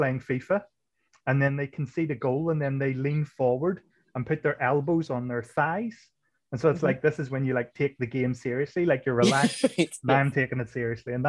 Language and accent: English; Ireland; I'm Irish